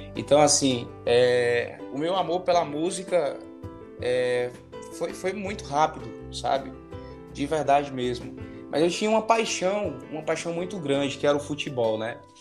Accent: Juazeiro do Norte, Ceará, Brazil; sou natural de Juazeiro do Norte

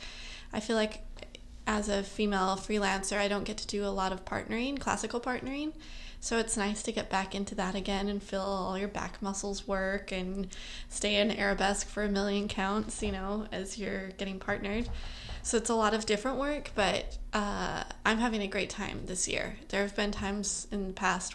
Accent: Utah, United States; now in New York City, United States; I'm from Utah originally, like I just said, and I trained in Utah in a couple studios growing up

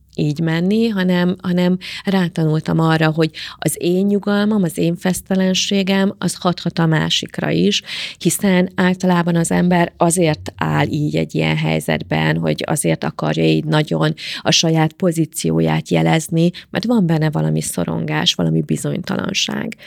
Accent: Szentendre, Pest, Hungary; also born or lived in Karcag, Hungary / Germany; elköltöztünk tíz éves koromba Karcagról Szentendrére

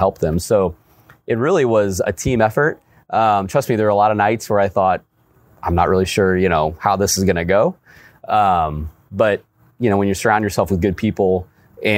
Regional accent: Alton, Illinois, United States; I grew up in Alton. Grew up with over on Tibbet Street in Alton

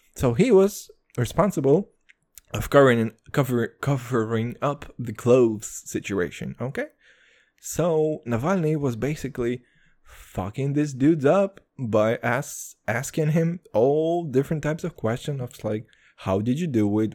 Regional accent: Kazakhstan; moved away; I'm from Kazakhstan originally

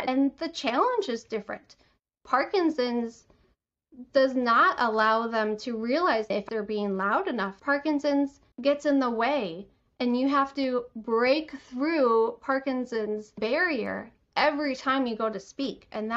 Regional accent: Detroit, Michigan, United States; I'm from Michigan, the Metro Detroit area

